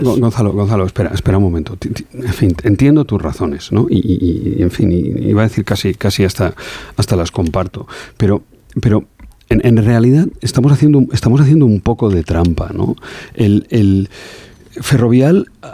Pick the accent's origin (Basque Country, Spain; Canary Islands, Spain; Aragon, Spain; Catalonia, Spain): Aragon, Spain; Alagón; soy de pueblo, soy de Alagón, de un pueblo a 20 kilómetros de Zaragoza y decimos las cosas los aragoneses como, como las sentimos